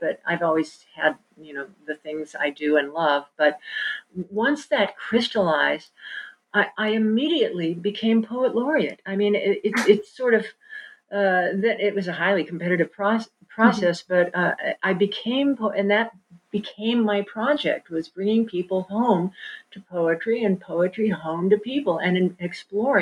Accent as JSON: {"language": "English", "town": "Kansas City", "country": "United States", "tie": "born or raised there", "also_born_or_lived": "New York", "said": "I grew up in Kansas City"}